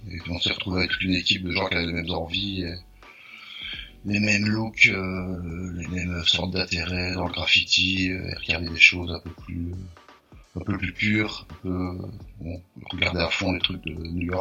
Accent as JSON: {"language": "French", "town": "Liège", "region": "Wallonia", "country": "Belgium", "said": "on vient de Liège, en Belgique, et on faisait, on faisait partie d'un collectif."}